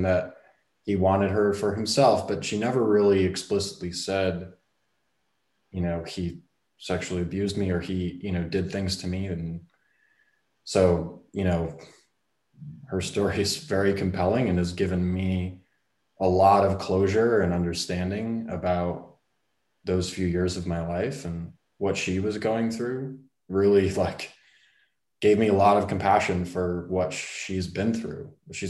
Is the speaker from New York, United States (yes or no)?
yes; Brooklyn, New York, United States; born there; So I was born 1986 in January. In Brooklyn, New York.